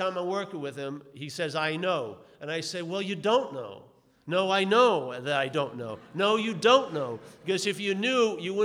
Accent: New York, United States; born or raised there

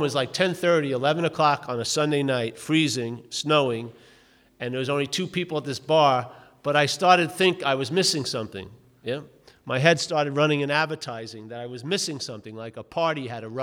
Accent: New York, United States; born or raised there

